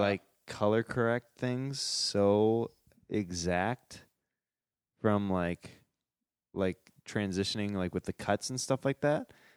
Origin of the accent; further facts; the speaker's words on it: Kansas, United States; moved away as an adult; I'm from Kansas